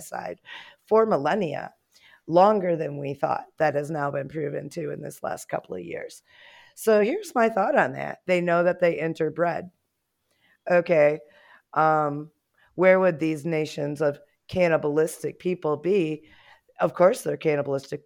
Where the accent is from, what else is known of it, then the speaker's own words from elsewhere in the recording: United States; as an American